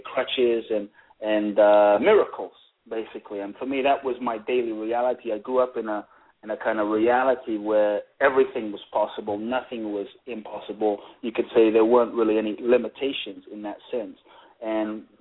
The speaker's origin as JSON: {"language": "English", "region": "London", "country": "United Kingdom", "tie": "born or raised there", "also_born_or_lived": "Ghana"}